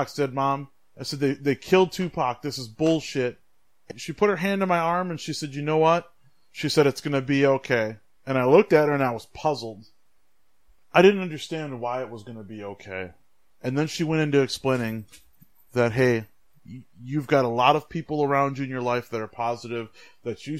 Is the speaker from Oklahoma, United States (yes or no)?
no; West Bend, Wisconsin, United States; also born or lived in Milwaukee, Wisconsin; I was born in Milwaukee on the east side. And when I was less than a year, we moved out of the city. We moved to West Bend. From pretty much 1 year old, 84, to 2001, I grew up in a predominantly white